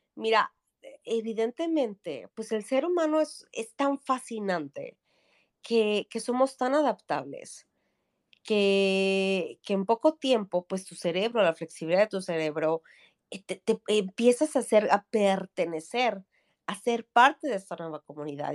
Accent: Mexico City, Mexico; moved away as an adult; now in Sweden; yo soy de la Ciudad de México

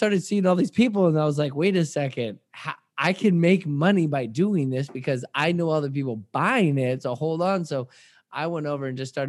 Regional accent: Washington, United States; now in California, United States; I'm a guy from Washington State University or Washington State, then went to Wazoo, and then came down to California on vacation. I never left.

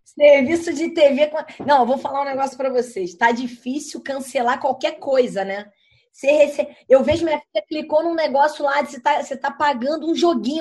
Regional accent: Rio de Janeiro, Brazil; Eu sou carioca, eu corto S.

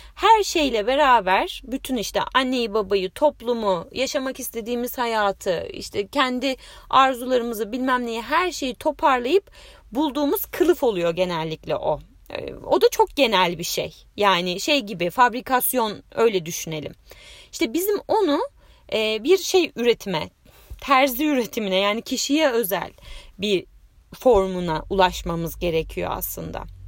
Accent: Bursa, Turkey; moved away as an adult; also born or lived in Istanbul; Bursalıyım. Ee, o zamana kadar da Bursa'da yaşadım, üniversiteye kadar.

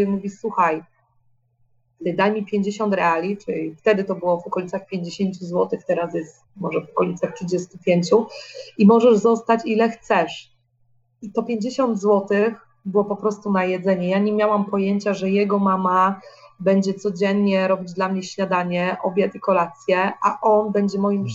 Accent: Poland; moved away; mojego dzieciństwa jeszcze w Polsce

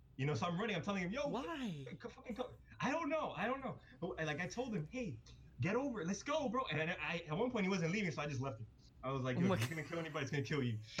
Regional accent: Miami, Florida, United States; we're from Miami

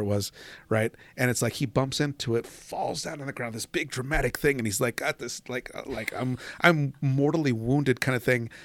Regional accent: Washington, United States; moved away; I grew up in Washington

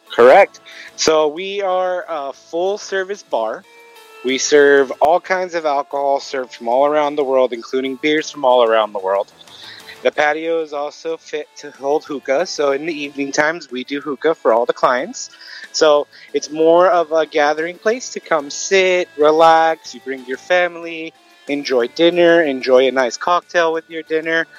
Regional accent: Glendale, California, United States; also born or lived in Los Angeles; باي من مصر امي لبنانية انا خالق هون بالجلندل بالمنطقة هون

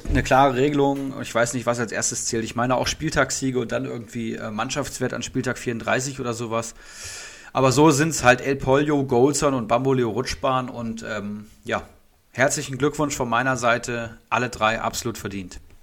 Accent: Hattenbach, Hesse, Germany; aus Hattenbach, also aus unserer Heimat, beziehungsweise meiner Heimat

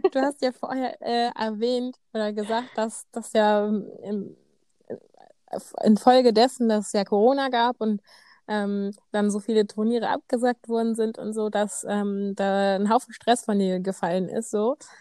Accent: Bremen, Germany; bei uns in Bremen

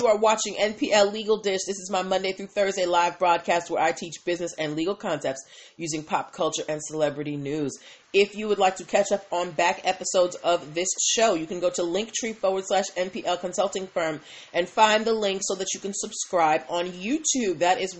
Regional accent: Boston, Massachusetts, United States; I'm from Boston.

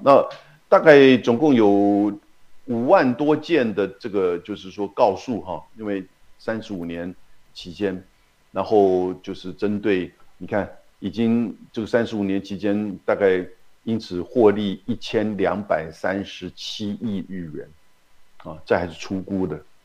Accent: Taiwan; 像你我台湾人

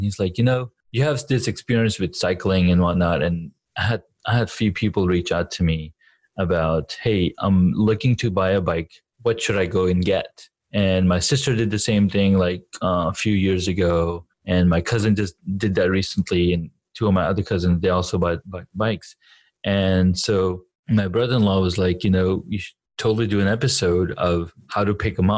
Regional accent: Saudi Arabia; moved away; I was growing up in Saudi Arabia

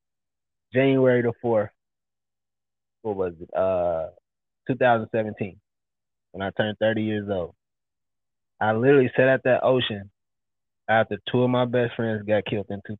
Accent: Louisville, Kentucky, United States; moved away as an adult; also born or lived in Dallas, Texas; I'm from Louisville, Kentucky, from the projects

